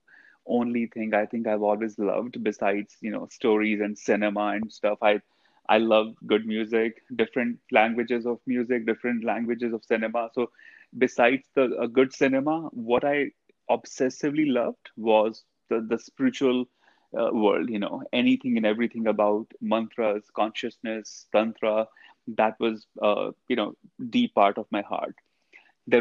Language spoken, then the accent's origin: English; India; I grew up in India.